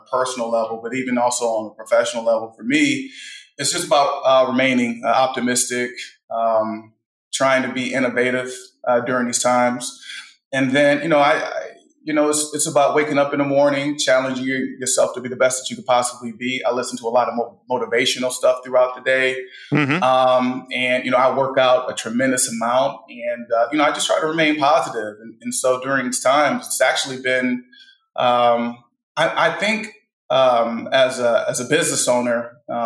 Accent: Midwest, United States; moved away as an adult; also born or lived in Philadelphia; now in Houston, United States; I'm a Midwestern guy

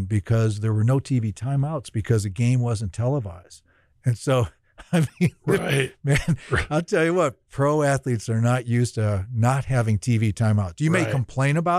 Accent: Zion, Illinois, United States; also born or lived in Barrington, Illinois / Chicago, Illinois; my dad was in education, so we grew up in Zion. And then after my freshman year in high school, we moved to Barrington

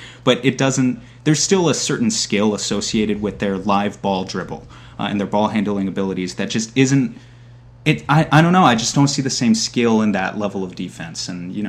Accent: New York, United States; as someone whose my first memories of basketball were from the early 2000s, I'm from New York.

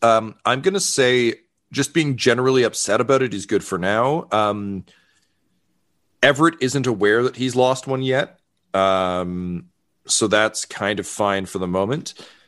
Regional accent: Toronto, Ontario, Canada; I'm the sheriff here at this event. I'm a transplant from Toronto, so I apologize if my French isn't great.

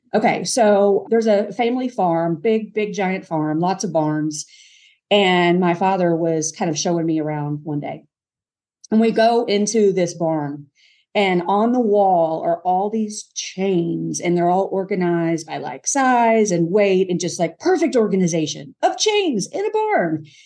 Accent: Kentucky, United States; moved away; also born or lived in Mississippi; I grew up in Kentucky

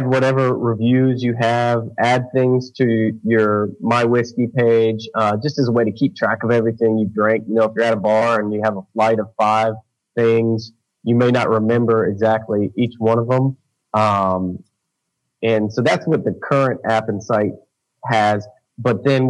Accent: Jacksonville, Florida, United States; I grew up in Jacksonville, Florida

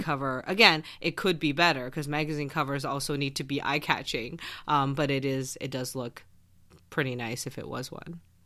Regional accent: Canada; I am Canadian

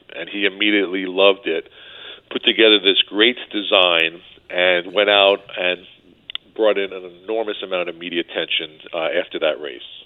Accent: New York, United States; growing up in New York

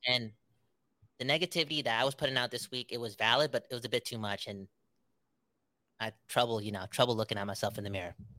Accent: Canada; we're Canadian, most of us

